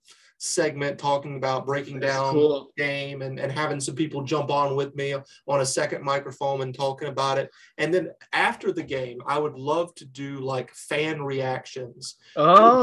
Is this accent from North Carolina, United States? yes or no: yes; North Carolina, United States; moved away; my hometown of North Carolina